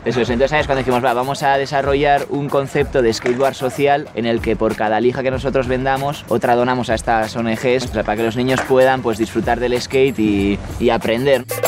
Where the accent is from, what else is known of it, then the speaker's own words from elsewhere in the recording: Irún, Basque Country, Spain; tengo 23 años, nací en Irún